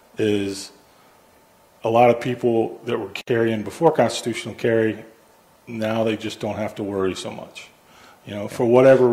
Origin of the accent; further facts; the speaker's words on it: Cincinnati, Ohio, United States; I remember growing up, I grew up in Ohio, grew up in Cincinnati